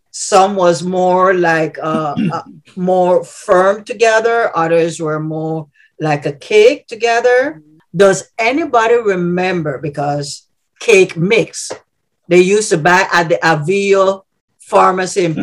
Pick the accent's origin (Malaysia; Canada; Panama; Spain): Panama; Gamboa, Panama Canal Zone; now in Illinois, United States; I also grew up in the mm. community of Santa Cruz. I currently live in Illinois.